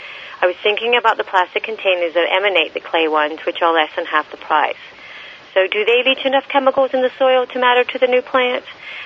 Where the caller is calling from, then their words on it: Los Angeles, California, United States; moved away as an adult; I'm calling from Ithaca, New York. I recently moved here from L.A. to live a more self-reliant and sustainable lifestyle.